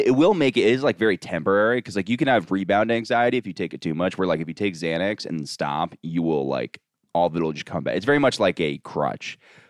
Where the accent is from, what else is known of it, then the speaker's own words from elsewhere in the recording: Orlando, Florida, United States; moved away; I'm from Orlando.